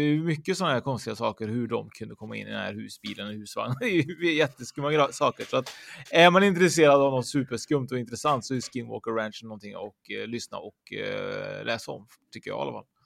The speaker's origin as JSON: {"language": "Swedish", "country": "Sweden", "said": "vi svenskar"}